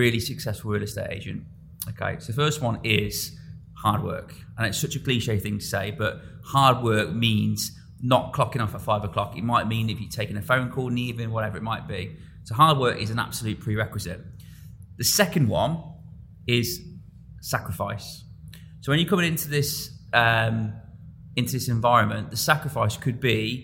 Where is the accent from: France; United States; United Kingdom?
United Kingdom; Coventry, West Midlands; moved away as an adult; now in Dubai, United Arab Emirates; my hometown in Coventry